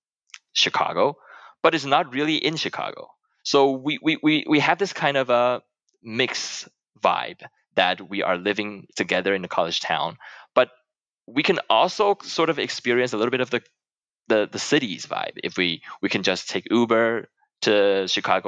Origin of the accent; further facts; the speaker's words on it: Taiwan; moved away as an adult; I come from Taiwan